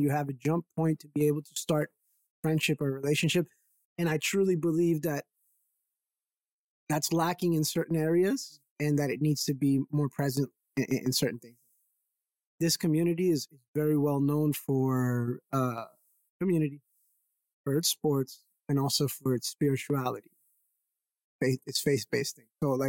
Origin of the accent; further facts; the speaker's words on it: Brockton, Massachusetts, United States; But where I grew up in Brockton, Mass, primarily, because I moved around a lot, that's where I feel like I got my gusto from